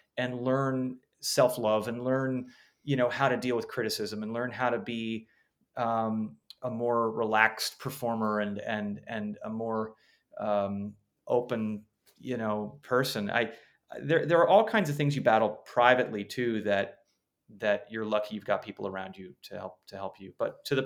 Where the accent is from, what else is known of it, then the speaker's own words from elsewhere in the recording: Los Angeles, California, United States; I grew up in Los Angeles, but was not a showbiz kid